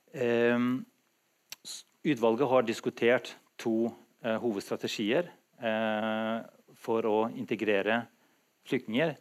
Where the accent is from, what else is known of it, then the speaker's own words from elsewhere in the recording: Kosovo; now in Drammen, Norway; nå har jeg vært i Norge lengre enn i mitt tidligere hjemland, Kosovo